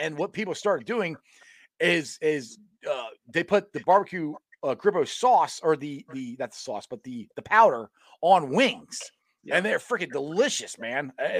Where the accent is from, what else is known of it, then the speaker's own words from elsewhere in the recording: Buffalo, New York, United States; We're from Buffalo, yeah.